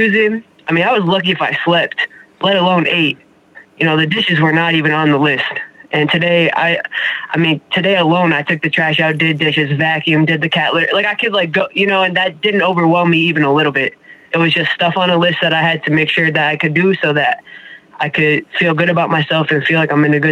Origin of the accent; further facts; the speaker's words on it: Springfield, Massachusetts, United States; I'm from Springfield, Massachusetts.